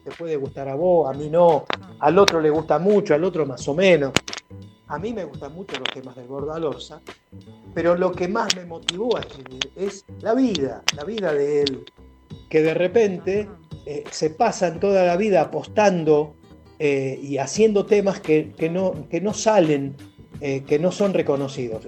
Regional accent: Buenos Aires, Argentina; somos del barrio de La Boca, yo nací en La Boca, yo nací en Garibaldi 1375

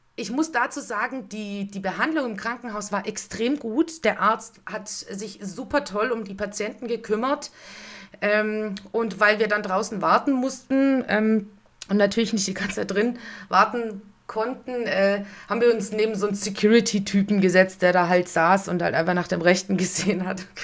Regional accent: near Sighișoara, Transylvania, Romania; now in Stuttgart, Germany; ich komme natürlich aus der Nähe eher von Schäßburg wie von Kronstadt

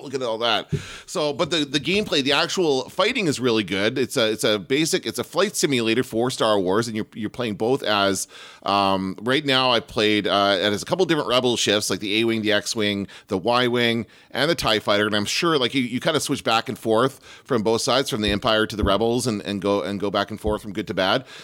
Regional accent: Canada; I'm from Canada

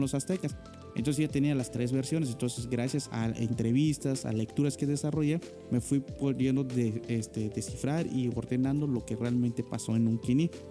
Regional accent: Nunkiní, Campeche, Mexico; De Nunquini

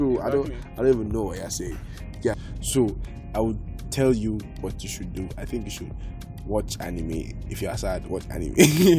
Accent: Kaduna, Kaduna State, Nigeria; also born or lived in Katsina; Okay, I'm …. I live in Kaduna. I'm from Katsina.

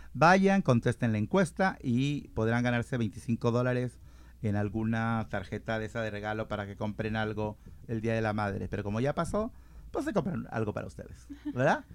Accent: Mexico; moved away; Yo soy de México

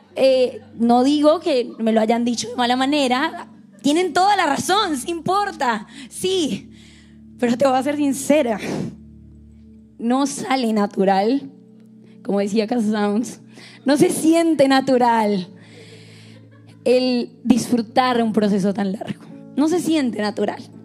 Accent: Bogotá, Colombia; accent: Rola; moved away; soy colombiana, soy de Colombia

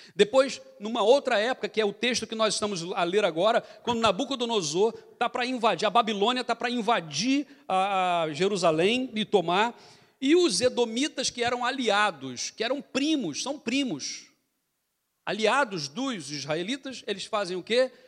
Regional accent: Brazil; accent: Brazilian; moved away; a gente voltou do Brasil agora, então a gente voltou com um sotaque já mais assim carregado

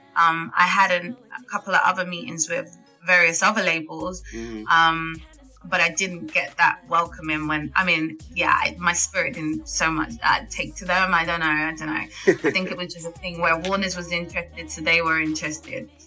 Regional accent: London, United Kingdom; I'm born and raised in North London

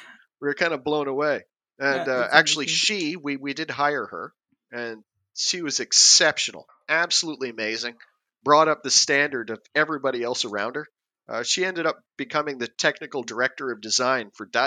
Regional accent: Canada; first language English; moved away as an adult; also born or lived in Norway / Sweden; I'm Canadian, so I've, you know, been lucky enough to grow up around water during the summers

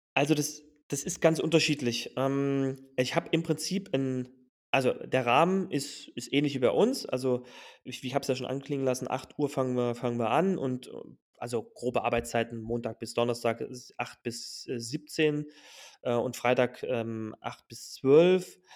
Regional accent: Germany; moved away as an adult; now in Mauritania; bei uns in Deutschland

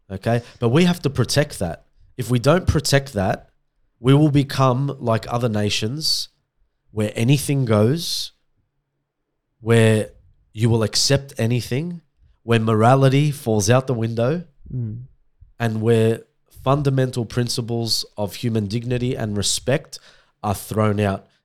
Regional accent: Australia; I'm Australian.

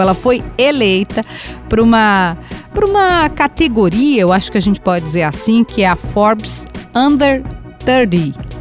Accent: Jardim Leopoldina, Rio Grande do Sul, Brazil; eu vim do bairro da periferia, eu vim do Jardim. No meu caso, eu vim do Jardim Leopoldina

